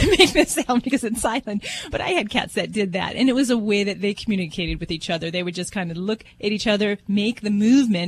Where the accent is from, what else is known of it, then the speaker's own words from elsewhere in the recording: Las Vegas, Nevada, United States; I'm from Vegas